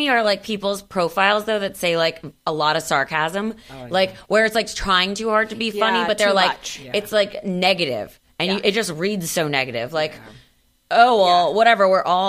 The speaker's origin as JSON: {"language": "English", "town": "Miami", "region": "Florida", "country": "United States", "said": "I'm from Miami."}